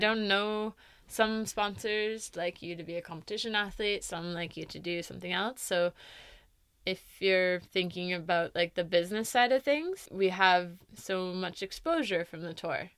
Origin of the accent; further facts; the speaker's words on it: East Coast, United States; moved away; growing up in the East Coast